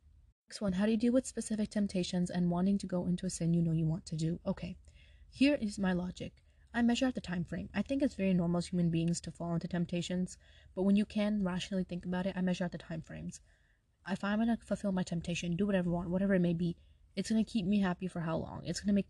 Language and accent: English; Brooklyn, New York, United States; now in Atlanta, United States; My family's from Pakistan and I was born and raised in Brooklyn, New York, and then now I live in Atlanta.